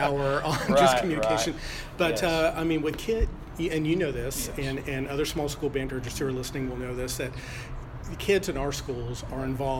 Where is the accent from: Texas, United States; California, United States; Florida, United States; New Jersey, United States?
Texas, United States; Bay City; I'm from Bay City, actually.